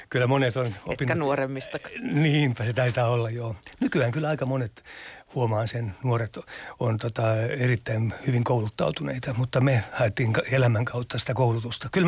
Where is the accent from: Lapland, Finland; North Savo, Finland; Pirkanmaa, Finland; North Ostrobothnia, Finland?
Lapland, Finland; kyllä mä nyt itseäni peräpohjalaisena pidän